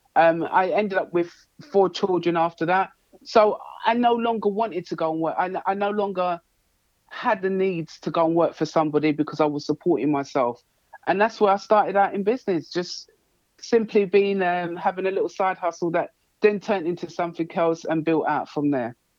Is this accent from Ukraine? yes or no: no; London, United Kingdom; I was brought up in Hackney. And that's East London.